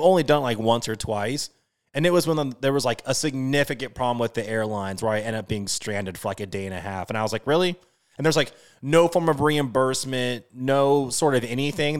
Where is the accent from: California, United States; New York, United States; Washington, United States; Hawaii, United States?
Washington, United States; So I'm from Washington State. I'm a Seattle diehard, everything.